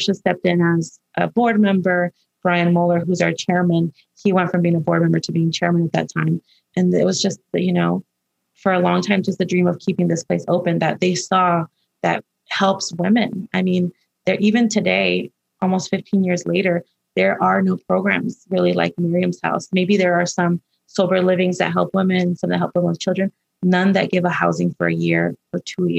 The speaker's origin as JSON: {"language": "English", "town": "Los Angeles", "region": "California", "country": "United States", "tie": "born or raised there", "said": "when I was growing up in Highland Park"}